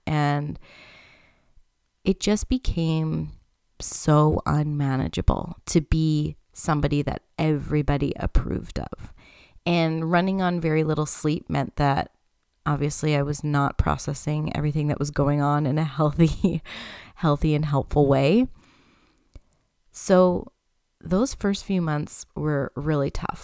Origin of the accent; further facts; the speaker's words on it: Canada; I am Canadian